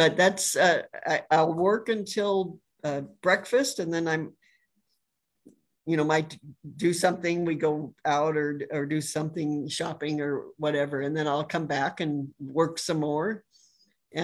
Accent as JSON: {"language": "English", "town": "Los Angeles", "region": "California", "country": "United States", "tie": "born or raised there", "moved": "as an adult", "lives_now": "Tennessee, United States", "said": "I grew up in just outside"}